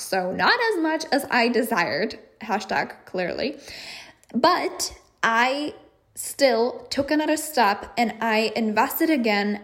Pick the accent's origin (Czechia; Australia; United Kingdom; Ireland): Czechia; moved away as an adult; I am from the Czech Republic. So I knew that eventually I was going to go back